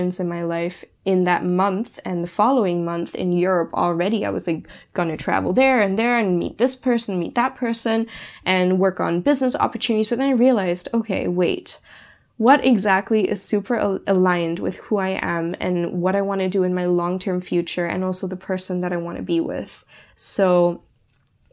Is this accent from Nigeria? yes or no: no; Singapore; moved away as an adult; also born or lived in Germany; my hometown where I grew up for 15 years